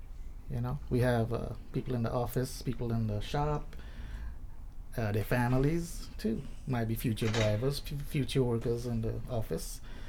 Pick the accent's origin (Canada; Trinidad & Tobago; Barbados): Trinidad & Tobago; now in United States; I grew up in Trinidad and Tobago, and I think that's the most southern island in the Caribbean.